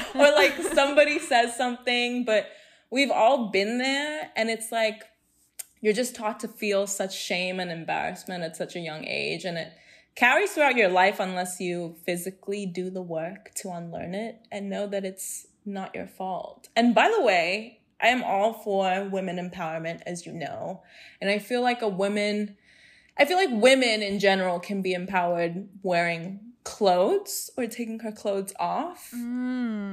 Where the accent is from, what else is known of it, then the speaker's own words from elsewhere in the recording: Hong Kong; I was born and raised in Hong Kong, went to a British school